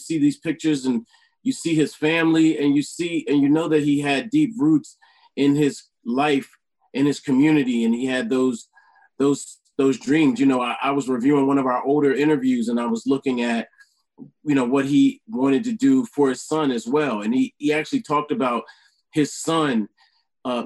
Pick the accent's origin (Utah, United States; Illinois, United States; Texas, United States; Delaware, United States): Delaware, United States; in my hometown where I'm originally from, Delaware